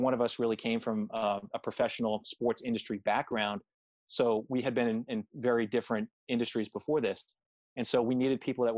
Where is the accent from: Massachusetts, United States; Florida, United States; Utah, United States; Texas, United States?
Massachusetts, United States; Boston; I grew up in Boston